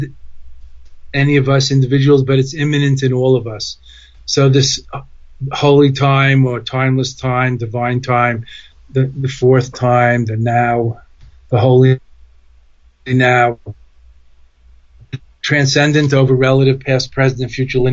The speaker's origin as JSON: {"language": "English", "town": "New York City", "region": "New York", "country": "United States", "also_born_or_lived": "Boston", "accent": "Brooklyn", "moved": "yes", "said": "I'm from New York originally. I still have a Brooklyn accent"}